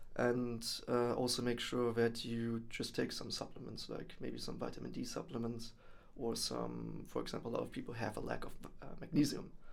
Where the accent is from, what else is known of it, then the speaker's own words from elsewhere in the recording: Germany; moved away as an adult; now in Netherlands; born and raised in Germany, came over here to the Netherlands uh, four years ago